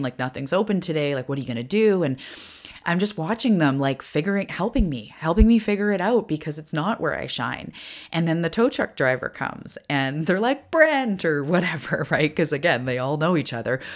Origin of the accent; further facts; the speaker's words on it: Cherryville, United States; moved away; I grew up in Cherryville.